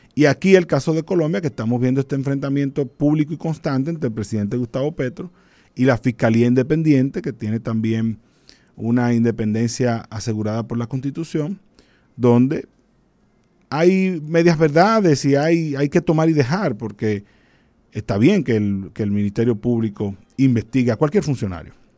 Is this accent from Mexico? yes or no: no; Dominican Republic; como buen dominicano